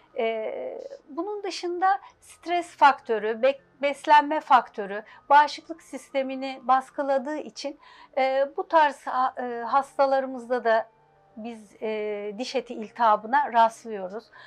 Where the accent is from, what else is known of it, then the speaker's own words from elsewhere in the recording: Istanbul, Turkey; altmış dokuz İstanbul doğumluyum. İlk orta lise, e, İstanbul, Bakırköy'de okudum.